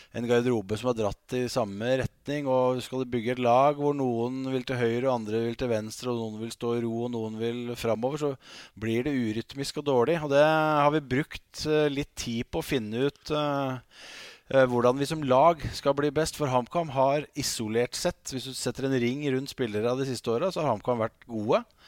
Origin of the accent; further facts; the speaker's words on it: Hamar, Innlandet, Norway; Jeg er jo bokstavelig talt født og oppvokst på Briskeby